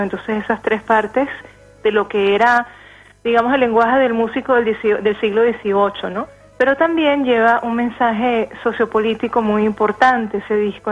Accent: Venezuela; moved away; como todos los venezolanos que, estamos exiliados

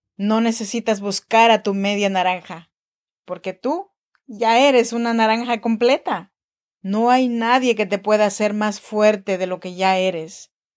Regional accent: Chinantec region, Oaxaca, Mexico; now in Sacramento, United States; Soy nacida en Oaxaca, México, en la región chinanteca

